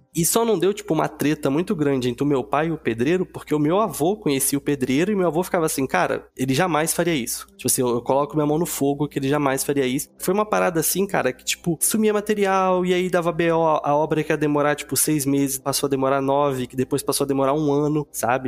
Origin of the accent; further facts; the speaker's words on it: Rio de Janeiro, Brazil; also born or lived in São Paulo; nesse quintal lá em Quintino, não sei quem é do Rio aí nas Zona Norte, foi onde eu cresci